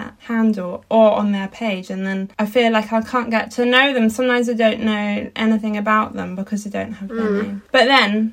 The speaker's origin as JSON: {"language": "English", "area": "Dartmoor", "region": "South West England", "country": "United Kingdom", "tie": "born or raised there", "said": "I grew up on Dartmoor and in like rural landscapes of Britain"}